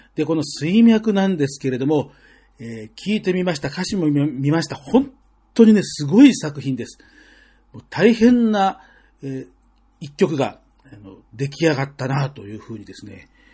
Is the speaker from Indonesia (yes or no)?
no; Tokyo, Japan; 僕も、あの、もうずっと東京の生まれ育ちなんで